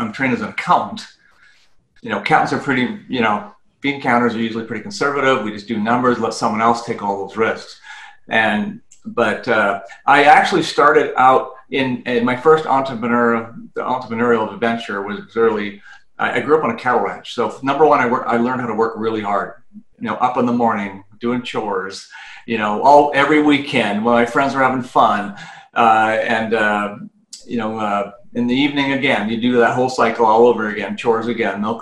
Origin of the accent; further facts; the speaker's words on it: Canada; moved away as an adult; now in United States; I'm originally from Canada, and I had the Canadian version of a CPA up there. And I wanted to come down to the U.S.